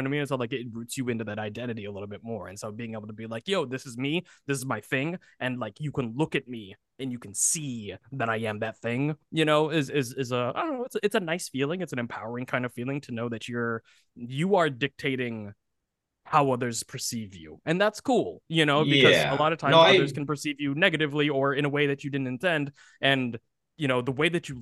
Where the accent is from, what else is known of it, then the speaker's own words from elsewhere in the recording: United States; being an American born